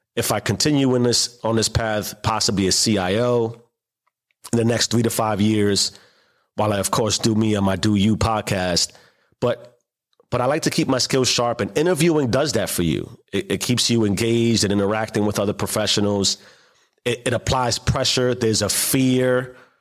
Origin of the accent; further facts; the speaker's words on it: New York City, New York, United States; growing up in the South Bronx